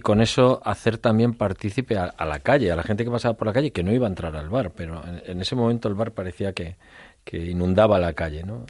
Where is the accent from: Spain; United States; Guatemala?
Spain; cuando salimos de España